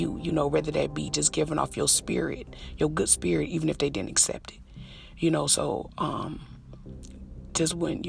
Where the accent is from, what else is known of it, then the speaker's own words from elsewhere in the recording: Detroit, Michigan, United States; I'm from Detroit.